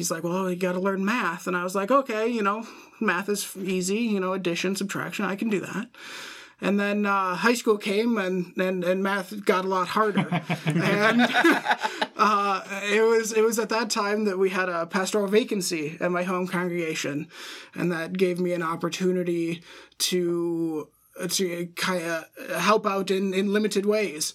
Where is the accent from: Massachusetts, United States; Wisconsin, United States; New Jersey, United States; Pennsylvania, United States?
Wisconsin, United States; central; moved away; I am originally from central Wisconsin.